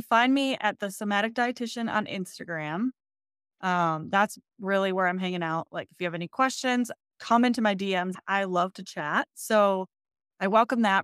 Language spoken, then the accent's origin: English; Michigan, United States; now in Colorado, United States; I'm originally from Michigan.